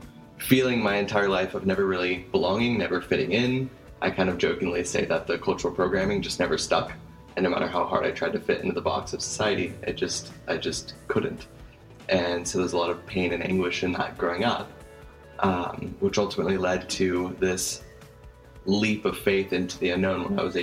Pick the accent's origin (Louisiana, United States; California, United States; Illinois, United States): California, United States; Southern; moved away as an adult; I grew up in Southern California, and I've been traveling around the world now for the last 10 years